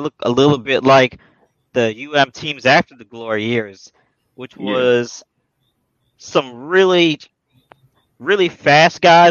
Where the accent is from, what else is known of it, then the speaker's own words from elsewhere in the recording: South Florida, United States; when I was growing up in South Florida